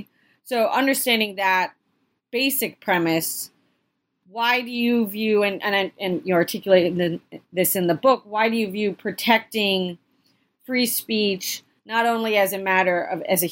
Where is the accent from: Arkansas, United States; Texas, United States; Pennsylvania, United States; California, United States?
Pennsylvania, United States; Philadelphia; I'm from the Philadelphia area